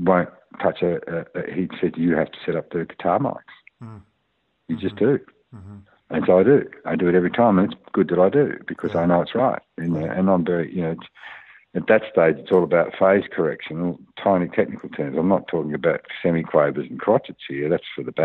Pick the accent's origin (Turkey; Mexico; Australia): Australia; as an Australian producer